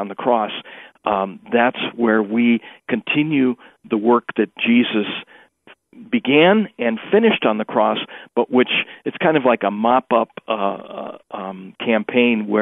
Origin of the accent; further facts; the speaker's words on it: Milwaukee, Wisconsin, United States; when I was growing up in Milwaukee in the 1950s and early 60s